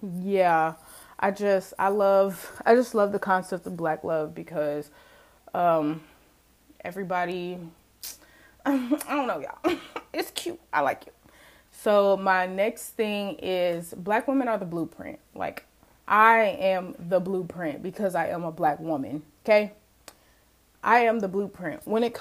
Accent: Mississippi, United States; to chalk it up to, like, oh, she was raised in Mississippi, blah blah blah blah blah.

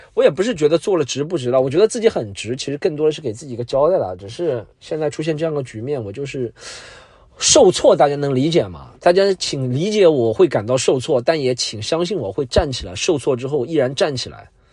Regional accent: Jiangsu-Zhejiang-Shanghai area, China; 这都是在我家乡附近的江浙沪富庶地区的

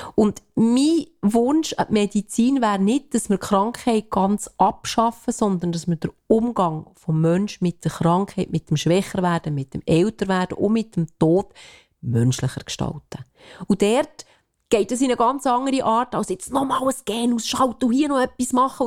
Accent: Switzerland; wir als Schweizer

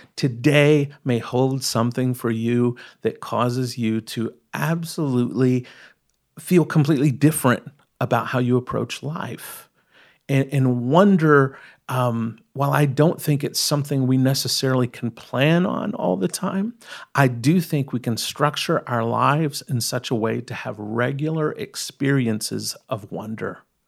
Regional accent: East Texas, United States; I grew up in East Texas

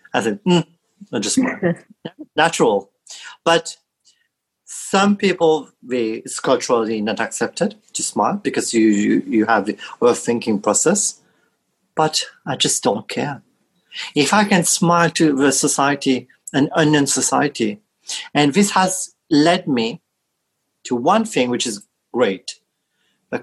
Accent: Mauritius; moved away; when I was back in Mauritius, in my home country

